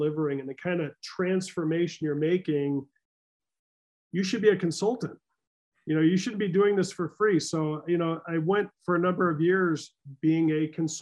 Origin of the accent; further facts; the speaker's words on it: Midwest, United States; I am a Midwesterner, born, right?